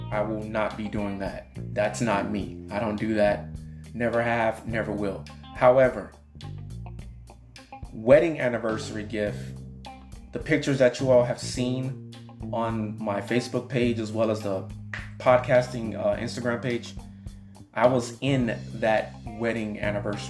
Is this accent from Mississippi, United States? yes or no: yes; Mississippi, United States; also born or lived in Miami, Florida / Atlanta, Georgia; now in Houston, United States; I was born in Mississippi